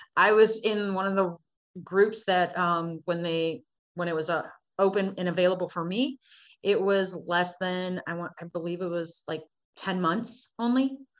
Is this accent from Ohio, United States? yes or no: yes; Cleveland, Ohio, United States; I was born in July, July of 77 in Cleveland, Ohio